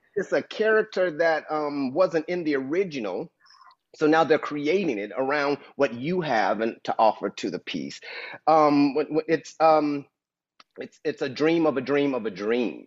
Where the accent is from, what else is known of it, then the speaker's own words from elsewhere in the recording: Dayton, Ohio, United States; I'm originally from Dayton, Ohio. I'm born and raised